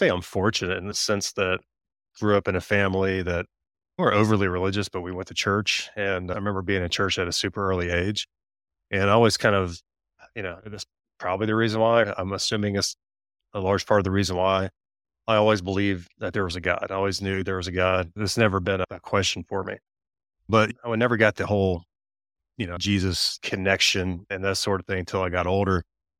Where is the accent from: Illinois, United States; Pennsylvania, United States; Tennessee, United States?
Tennessee, United States; Tennessee, middle of Tennessee.